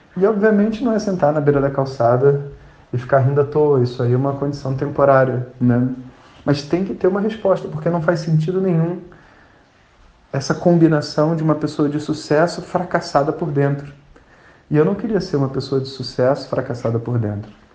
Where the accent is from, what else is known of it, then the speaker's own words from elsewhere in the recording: Rio de Janeiro, Brazil; eu sou carioca